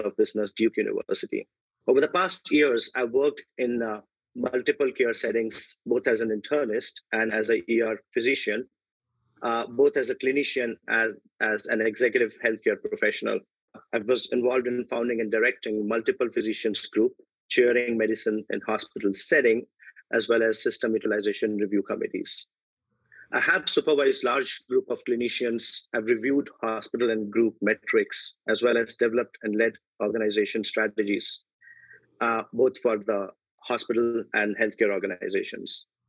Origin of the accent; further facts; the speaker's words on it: India; moved away as an adult; also born or lived in United Kingdom; now in United States; I was born and raised in India, where I did my medicine training from Mumbai